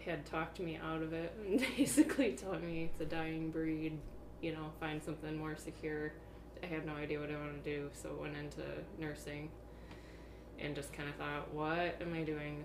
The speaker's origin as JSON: {"language": "English", "town": "Roscommon", "region": "Michigan", "country": "United States", "also_born_or_lived": "Iowa / Ireland / North Dakota / Colorado", "moved": "as an adult", "lives_now": "Alpena, United States", "said": "I am originally from Roscommon, Higgins Lake area"}